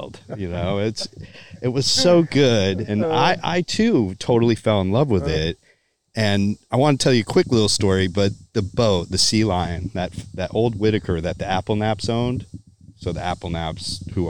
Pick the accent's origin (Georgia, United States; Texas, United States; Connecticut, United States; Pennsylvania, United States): Connecticut, United States; I grew up in Connecticut